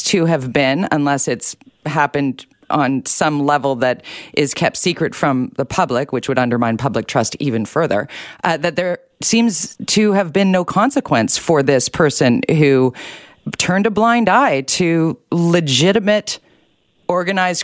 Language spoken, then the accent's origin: English; British Columbia, Canada; a British Columbian